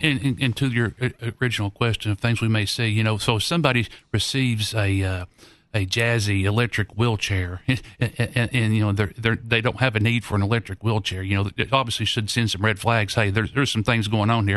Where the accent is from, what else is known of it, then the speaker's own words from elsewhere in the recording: Knoxville, Tennessee, United States; I grew up here in Knoxville